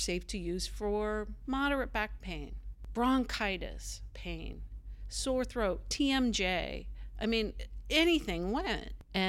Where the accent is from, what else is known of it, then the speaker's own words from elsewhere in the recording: Appalachia, United States; you know, we're from Appalachia, we're country people, we're tough, we should be able to kick this on our own.